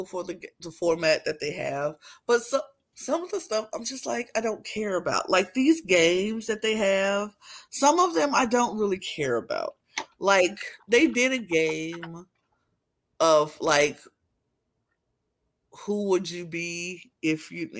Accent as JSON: {"language": "English", "country": "United States", "said": "I'm American"}